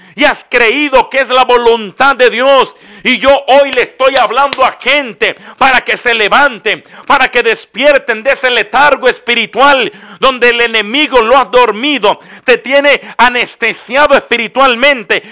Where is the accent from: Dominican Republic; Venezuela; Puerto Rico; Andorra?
Dominican Republic; En mi país, República Dominicana